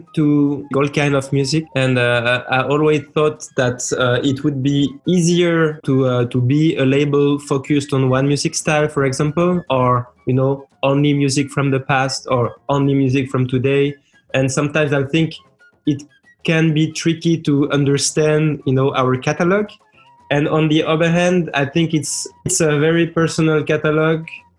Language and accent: English; France; also born or lived in Lebanon / Switzerland; born in Lebanon. I grew up with the record collection of my parents, mostly Arabic music, and then I grew up in France and Switzerland.